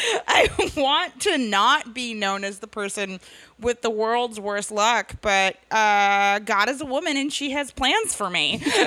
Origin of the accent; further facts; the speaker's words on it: New York, United States; And I grew up in New York State.